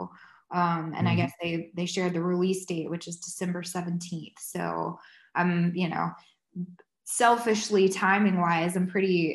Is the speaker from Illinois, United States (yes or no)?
no; Georgia, United States; moved away as an adult; also born or lived in Athens, Georgia / St. Simons Island, Georgia / Nashville, Tennessee; I'm originally from Georgia, went to UGA, lived in St. Simon for a couple years, and then moved up to Nashville